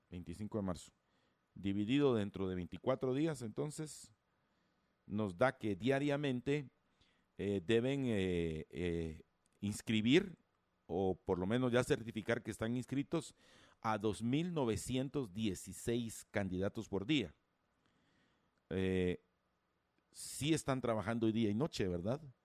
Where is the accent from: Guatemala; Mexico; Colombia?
Guatemala; somos todos los guatemaltecos